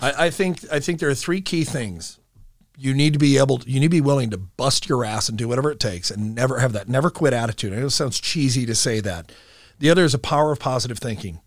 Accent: Omaha, Nebraska, United States; I grew up in Millard, and, uh, in this area, as, as a matter of fact, down the street

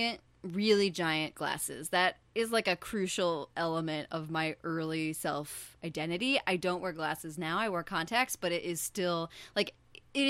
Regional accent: Kalamazoo, Michigan, United States; I grew up in the totally not fictional Kalamazoo, Michigan

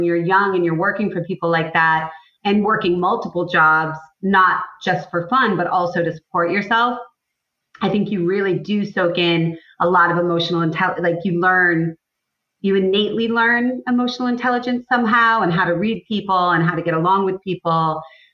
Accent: Cape Cod, Massachusetts, United States; I grew up on Cape Cod

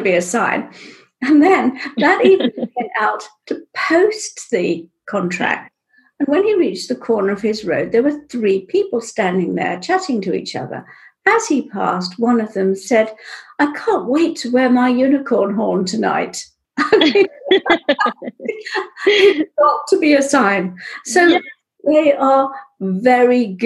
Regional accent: Pakistan; I was born in Pakistan

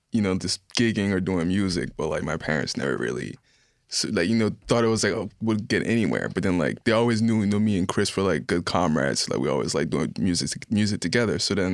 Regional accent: Haiti

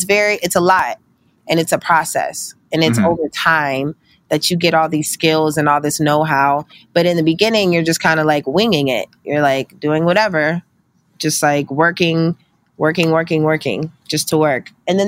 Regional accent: Pittsburgh, Pennsylvania, United States; also born or lived in Meridian, Mississippi / New Jersey; I was born in Meridian, Mississippi in 1988, and my mom was in the military, so she ended up getting stationed in New Jersey when I was three, and we moved there. And from there, when I was eight, she got stationed in Pittsburgh, and that's where I grew up

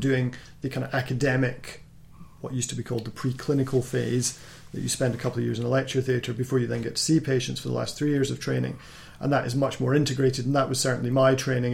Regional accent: Scotland, United Kingdom; I'm from Scotland, so our, our education system's slightly different

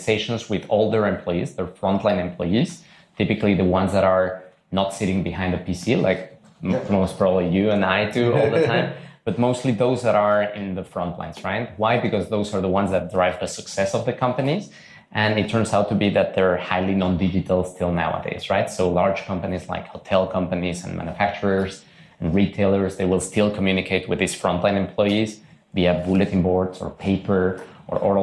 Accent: Mexico City, Mexico; moved away as an adult; now in Zurich, Switzerland; Was born and raised in Mexico City. Yeah. I lived there my first 19 years, then moved to Zurich to do my studies at ETH

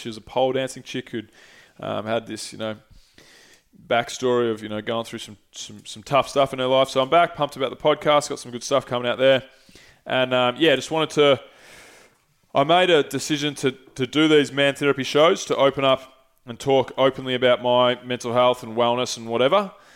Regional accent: St Andrews Beach, Victoria, Australia; moved away as an adult; now in Melbourne, Australia; I grew up in Saint Andrews

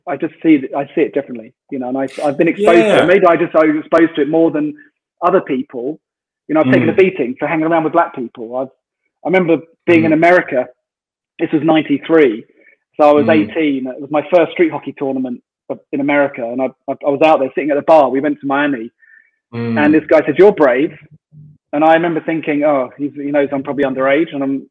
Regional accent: Royal Tunbridge Wells, South East England, United Kingdom; I come from Royal Tunbridge Wells

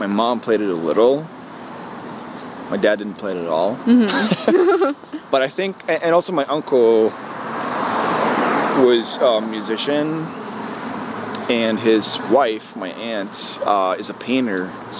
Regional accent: Fredrikstad, Østfold, Norway; I was born in Norway, yes. Okay. Born and raised.

